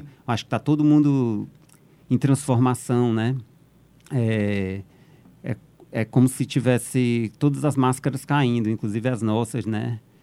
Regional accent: Northeast Region, Brazil; moved away as an adult; also born or lived in São Paulo; Eu sou nordestino

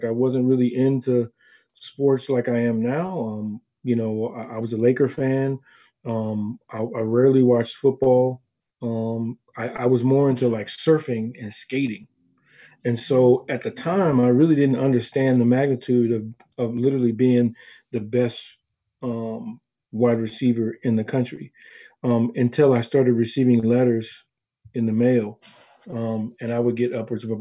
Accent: California, United States; we're from California

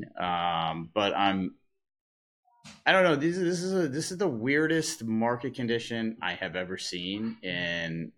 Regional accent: Massachusetts, United States; now in New York, United States; I have spent, 25 years now in New York, and I grew up in Massachusetts

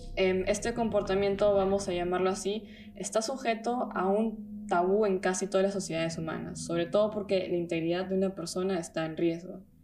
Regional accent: Peru; now in Germany; soy de Perú, vivo hace un tiempo en Alemania

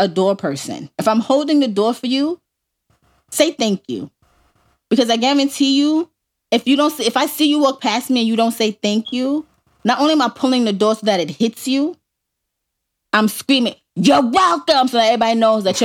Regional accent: New York City, New York, United States; accent: thick New York; moved away; my New York accent

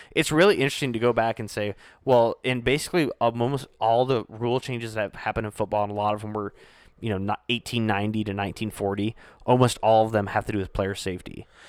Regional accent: Northwest Iowa, United States; I grew up in Northwest Iowa, um, so growing up in Iowa

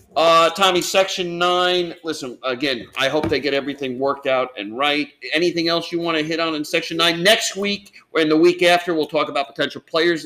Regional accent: Monticello, New York, United States; and I'm from Sullivan County, and I'm a Monticello guy.

